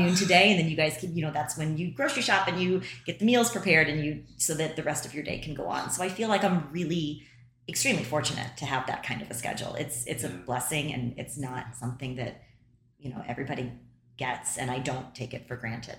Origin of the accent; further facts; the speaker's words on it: St. Louis, Missouri, United States; my hometown